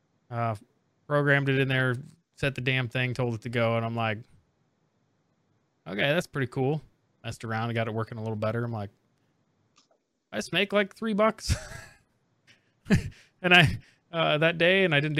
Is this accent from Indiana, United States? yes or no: yes; Indiana, United States; I'm coming from Indiana, which is huge basketball